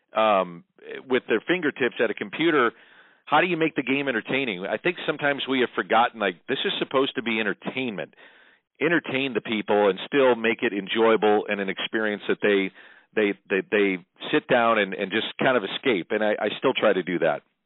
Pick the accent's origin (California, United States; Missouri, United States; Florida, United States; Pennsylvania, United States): Missouri, United States; St. Louis; I grew up in South St. Louis, as you know, not too far from you